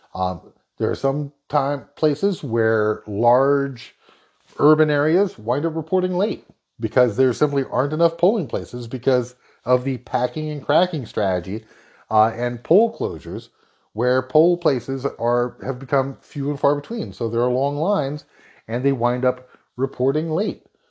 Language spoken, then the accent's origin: English; North Carolina, United States; North Carolina, my home state.